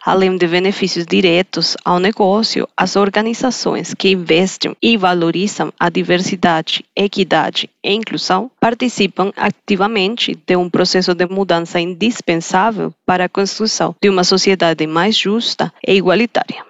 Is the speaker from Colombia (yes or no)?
yes; Colombia; Portuguese is a second language; moved away; você já percebeu pelo meu sotaque que eu não sou do Brasil. Algumas pessoas acham que eu sou de Portugal, mas na verdade estou aqui do lado, sou da Colômbia uma colombiana